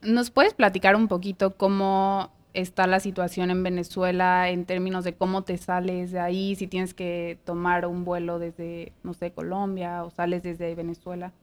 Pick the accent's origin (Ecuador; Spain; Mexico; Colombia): Mexico; now in United States; de México